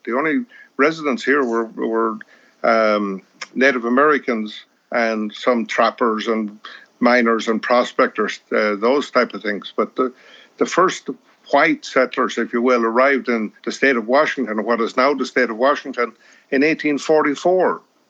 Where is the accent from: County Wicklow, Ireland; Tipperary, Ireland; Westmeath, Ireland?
Westmeath, Ireland; Rosemount; moved away as an adult; now in Seattle, United States; I'm from Rosemont, County Westmeath, which is not too far away.